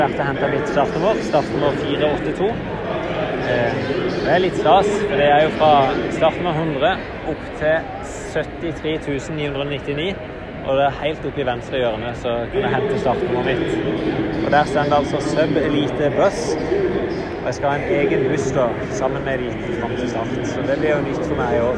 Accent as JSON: {"language": "Norwegian", "country": "Norway", "said": "hjemme i Norge"}